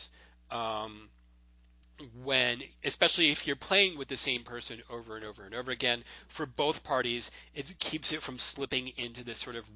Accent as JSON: {"language": "English", "region": "Florida", "country": "United States", "tie": "born or raised there", "said": "in high school when I grew up in Florida"}